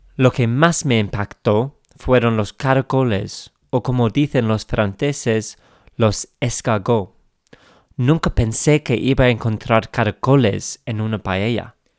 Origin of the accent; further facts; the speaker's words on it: England, United Kingdom; accent: English; Spanish is a second language; Soy inglés, como se note en mi acento, y empecé a aprender español hace algunos años.